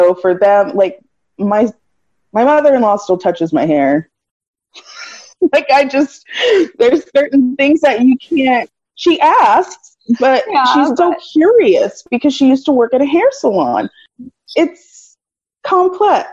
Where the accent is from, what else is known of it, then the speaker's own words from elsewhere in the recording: United States; as an American